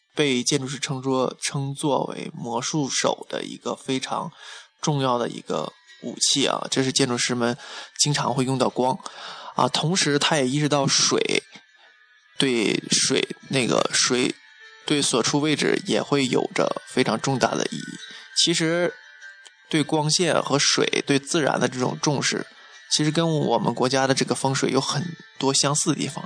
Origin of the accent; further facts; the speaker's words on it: China; 我们中国人